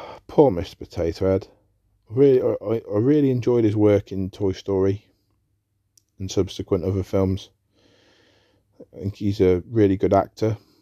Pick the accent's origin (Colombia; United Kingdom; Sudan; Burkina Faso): United Kingdom; England; I'm an Englishman. I'm British.